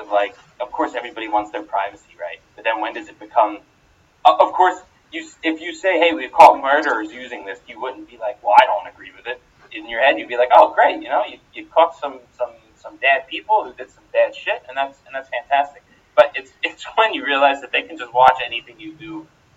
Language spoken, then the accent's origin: English; Pennsylvania, United States; I'm from Pennsylvania